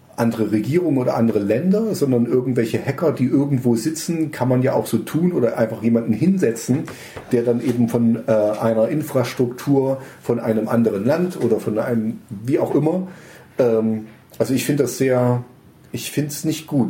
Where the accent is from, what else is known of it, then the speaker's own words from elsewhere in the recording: Germany; als Deutscher